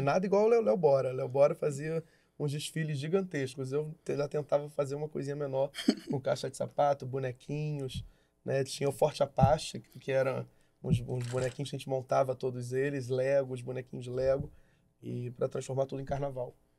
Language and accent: Portuguese; Niterói, Rio de Janeiro, Brazil; Nasci em Niterói.